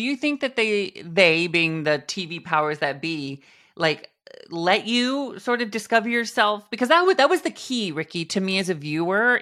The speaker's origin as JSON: {"language": "English", "town": "Mount Vernon", "region": "Washington", "country": "United States", "tie": "born or raised there", "said": "Little farm, little farm town in Washington State, above Seattle, right under Vancouver, British Columbia, Mount Vernon, Washington"}